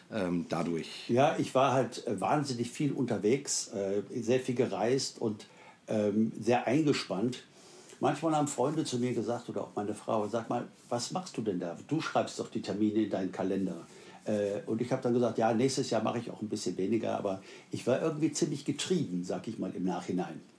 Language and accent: German; Wuppertal, North Rhine-Westphalia, Germany; also born or lived in South Africa; In meiner Heimatstadt ähm, in Wuppertal